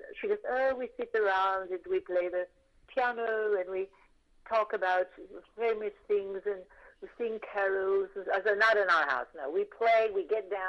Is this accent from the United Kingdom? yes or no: no; Puerto Rico; moved away; growing up in Puerto Rico, we do celebrate January 6th